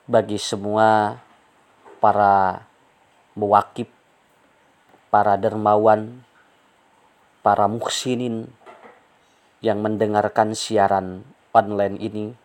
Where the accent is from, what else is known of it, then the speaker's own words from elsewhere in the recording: Ciparay, West Java, Indonesia; born there; Saya lahir di Kampung Leles, Desa Mekarsari, Kecamatan Ciparai, Kabupaten Bandung.